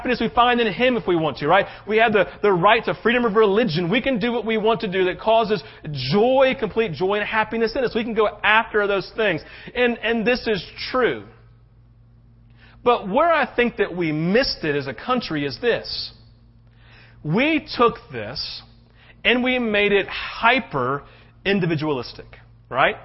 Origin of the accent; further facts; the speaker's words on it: United States; as an American who loves his country